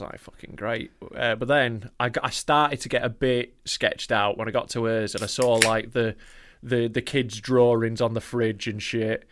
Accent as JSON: {"language": "English", "town": "Knaresborough", "region": "Yorkshire and the Humber", "country": "United Kingdom", "tie": "born or raised there", "said": "my hometown"}